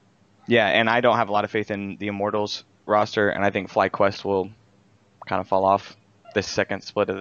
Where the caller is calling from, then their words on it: Kansas City, Missouri, United States; Kansas City, Missouri.